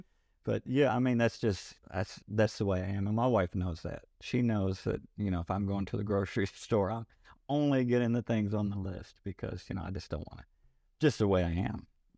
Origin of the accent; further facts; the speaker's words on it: Kentucky, United States; I grew up in Kentucky. Didn't have a lot growing up, so kind of muddled our way through.